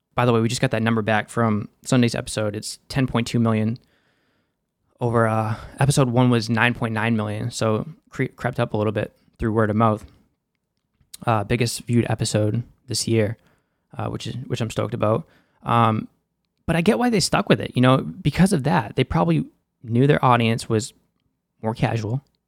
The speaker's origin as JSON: {"language": "English", "town": "Boston", "region": "Massachusetts", "country": "United States", "accent": "Boston", "said": "That's my Boston accent there"}